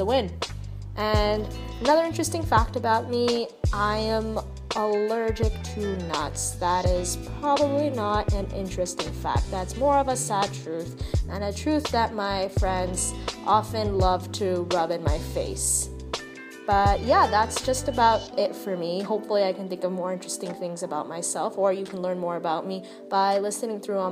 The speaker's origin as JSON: {"language": "English", "town": "Toronto", "region": "Ontario", "country": "Canada", "tie": "born or raised there", "said": "I hail from Toronto, born and raised"}